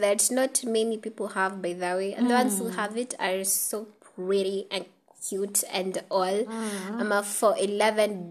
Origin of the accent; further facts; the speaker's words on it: Nairobi, Kenya; I am from Eastlands.